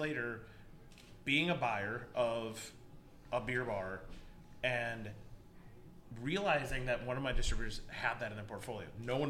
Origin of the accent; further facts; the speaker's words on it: East Coast, United States; now in Minneapolis, United States; I grew up in the East Coast